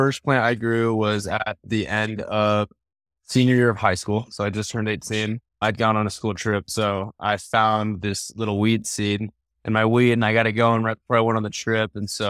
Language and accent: English; Denver, Colorado, United States; No, I'm from Denver, Colorado. I live like 20 minutes outside Denver.